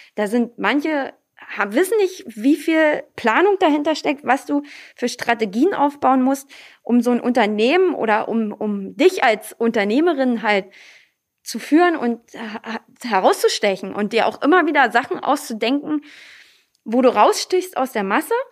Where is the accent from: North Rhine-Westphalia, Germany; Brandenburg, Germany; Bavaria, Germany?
Brandenburg, Germany; Lübbenau; Aber hier ist nun mal meine Heimat. Hier sitzt die Tradition. Hier sitzt die Tracht.